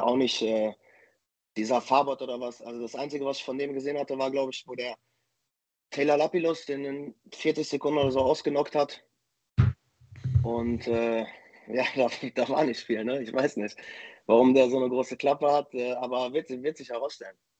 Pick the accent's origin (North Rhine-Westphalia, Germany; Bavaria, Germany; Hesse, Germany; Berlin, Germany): North Rhine-Westphalia, Germany; Dortmund; in meine Heimatstadt nach Dortmund